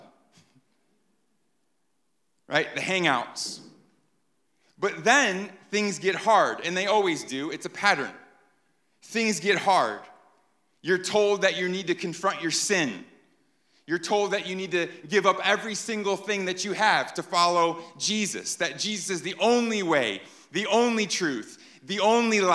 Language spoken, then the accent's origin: English; New York, United States; moved away; I'm from New York